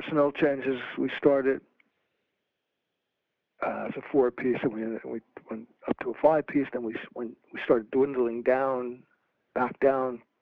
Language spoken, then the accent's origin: English; New Jersey, United States; moved away as an adult; also born or lived in Maryland; I moved from New Jersey down to Maryland